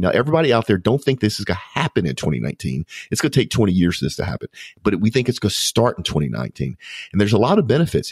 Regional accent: United States; as an American

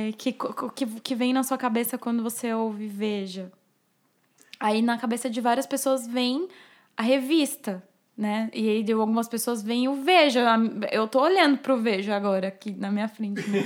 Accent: São Caetano do Sul, São Paulo, Brazil; Eu nasci em São Paulo, mas eu vivi a minha vida toda em São Caetano do Sul, minha família é de lá

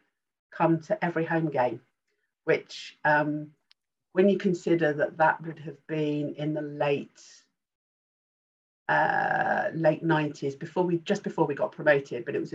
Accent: Rainham, London, United Kingdom; moved away as an adult; also born or lived in Kent; we then moved on to the outskirts of Essex, and we lived in Raynham.

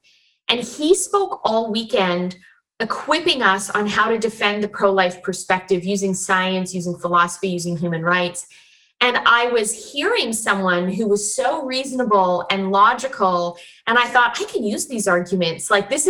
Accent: Chilliwack, British Columbia, Canada; also born or lived in Vancouver / Alberta / Ontario; now in Florida, United States; So I'm actually one of the Vancouverites born in Vancouver at St. Paul's Hospital in 1980. And then I was raised in the Fraser Valley, actually out in Chilliwack.

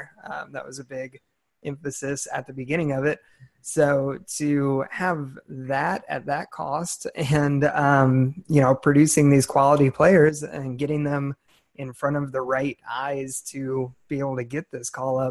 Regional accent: San Francisco Bay Area, California, United States; also born or lived in Southern Illinois; now in Texas, United States; I grew up in the San Francisco Bay Area

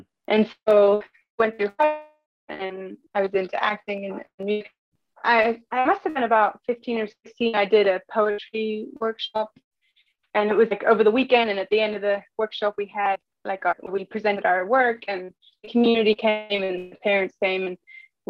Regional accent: England, United Kingdom; moved away; I grew up in England. My mom is from America, from Kentucky, and my dad's English

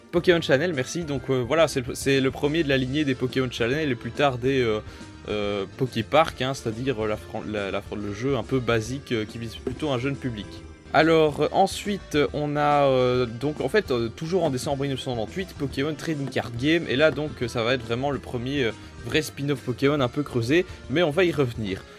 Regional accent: Belgium; je suis belge

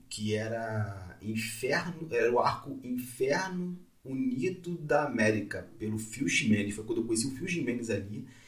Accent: Magé, Rio de Janeiro, Brazil; born or raised there

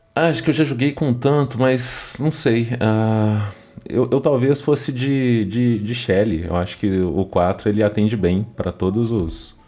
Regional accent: Minas Gerais, Brazil; eu sou mineiro

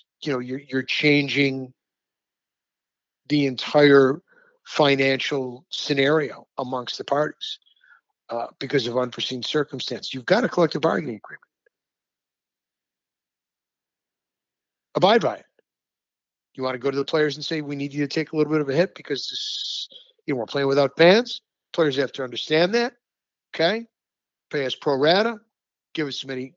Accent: Rochester, New York, United States; my hometown of Rochester

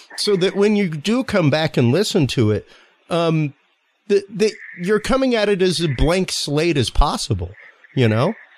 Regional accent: United States; I am American

